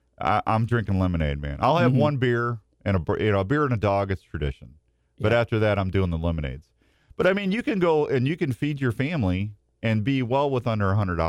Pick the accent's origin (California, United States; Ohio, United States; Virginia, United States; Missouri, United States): Missouri, United States; St. Louis; moved away as an adult; now in Iowa, United States; me growing up in St. Louis, I grew up a diehard Cardinal fan.